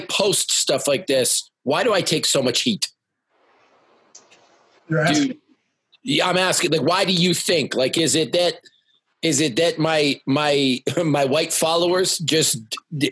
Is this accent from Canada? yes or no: yes; Canada; I'm Canadian